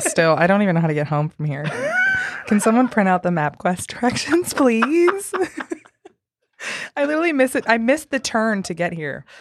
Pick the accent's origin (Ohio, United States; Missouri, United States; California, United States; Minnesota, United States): Missouri, United States; St. Louis; now in Nashville, United States; I'm from Saint Louis